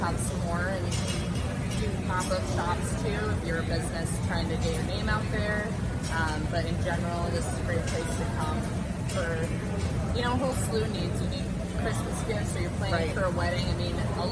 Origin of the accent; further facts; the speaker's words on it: Cedar Rapids, Iowa, United States; being born and raised in Cedar Rapids, I've had, you know, 25 years to build relationships